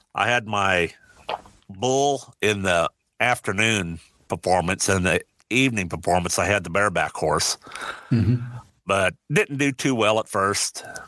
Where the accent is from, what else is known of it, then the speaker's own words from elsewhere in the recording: Iowa, United States; also born or lived in Omaha, Nebraska; I was born, uh, grew up on a farm in Iowa. I was born in Omaha, Nebraska in 1957